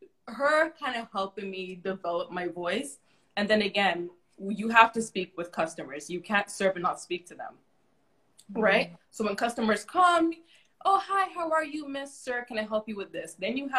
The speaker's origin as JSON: {"language": "English", "country": "Canada", "said": "We're overly apologizing. Not because we're Canadian."}